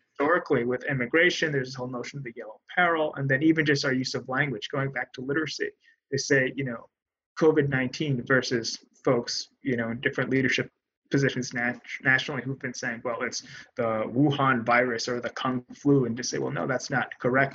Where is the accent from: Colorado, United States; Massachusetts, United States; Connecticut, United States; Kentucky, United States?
Connecticut, United States; New Haven; New Haven's my hometown